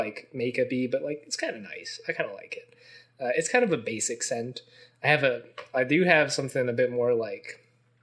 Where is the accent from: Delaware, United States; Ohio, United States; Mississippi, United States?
Ohio, United States; Mason; also born or lived in Cincinnati, Ohio; I grew up in Mason, Ohio, just like you did.